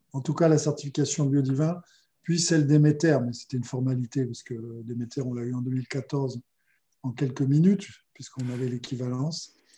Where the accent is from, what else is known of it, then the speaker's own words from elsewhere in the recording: Auvergne-Rhône-Alpes, France; je suis auvergnat